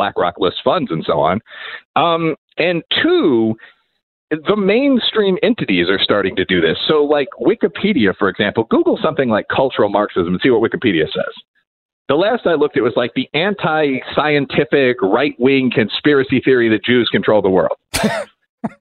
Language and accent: English; Aurora, Illinois, United States; I'm from Aurora, Illinois